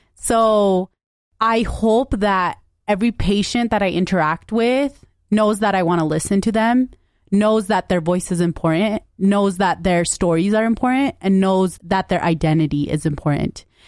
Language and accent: English; United States; I am a brown woman. I'm American. I'm Punjabi